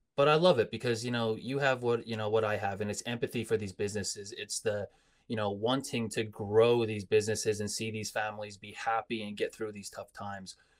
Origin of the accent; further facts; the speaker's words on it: Coal Region, Pennsylvania, United States; growing up in the Cole region, our heritage is, you know, Italian, Polish